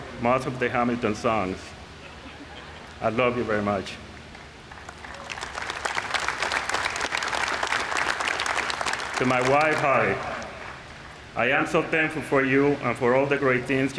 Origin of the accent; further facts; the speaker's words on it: Puerto Rico; moved away as an adult; also born or lived in Seattle; when I was growing up in Puerto Rico